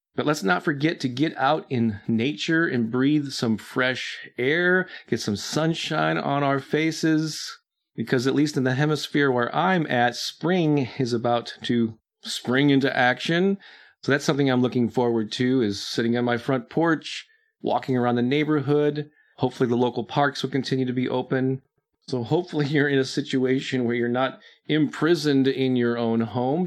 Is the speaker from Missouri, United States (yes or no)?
yes; St. Louis, Missouri, United States; my hometown of St. Louis